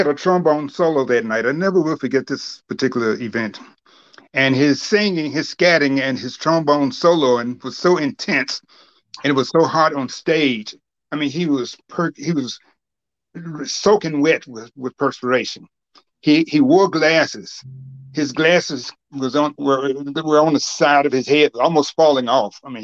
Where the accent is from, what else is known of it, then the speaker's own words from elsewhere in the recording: Alabama, United States; now in Cleveland, United States; I am from Alabama, as you may know, and that's the South.